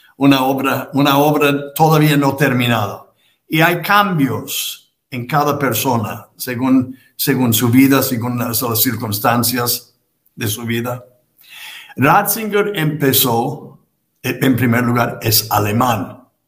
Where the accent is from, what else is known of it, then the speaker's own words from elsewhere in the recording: United States; en Estados Unidos, donde yo nací y me trataron de educarme